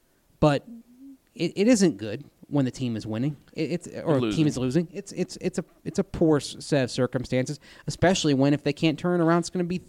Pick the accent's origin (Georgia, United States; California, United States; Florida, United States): Florida, United States; Tampa; now in Denver, United States; I'm from Tampa.